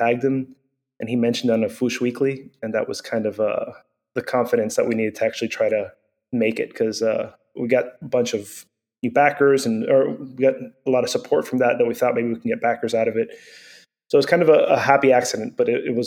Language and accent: English; Venezuela; moved away; I grew up in Venezuela